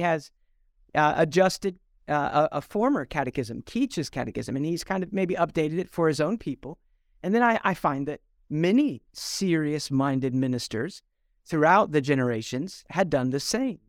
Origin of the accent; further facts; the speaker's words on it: Columbus, Ohio, United States; now in North Mississippi, United States; I grew up in Columbus, Ohio